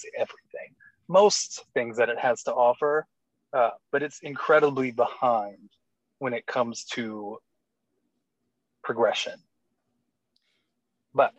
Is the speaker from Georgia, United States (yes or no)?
yes; Georgia, United States; I'm from Georgia